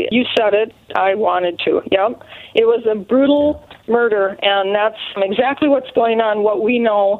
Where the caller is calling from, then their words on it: St. Michael, Minnesota, United States; Hi, I'm calling from Minnesota